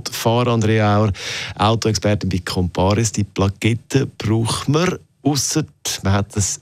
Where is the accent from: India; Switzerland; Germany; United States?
Switzerland; bei uns in der Schweiz.